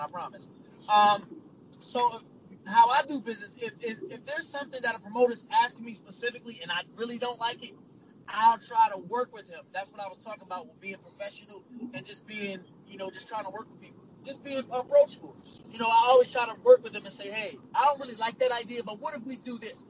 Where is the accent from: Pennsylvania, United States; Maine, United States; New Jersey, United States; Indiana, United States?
New Jersey, United States; Trenton; I'm from Trenton, New Jersey